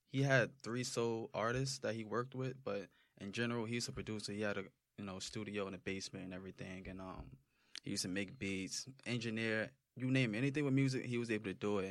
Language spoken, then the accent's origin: English; Roselle, New Jersey, United States; also born or lived in Irvington, New Jersey; I just grew up in Roselle